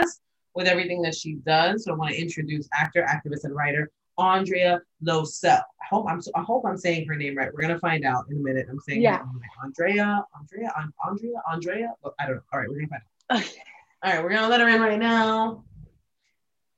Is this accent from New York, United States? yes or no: yes; New York, United States; I'm from New York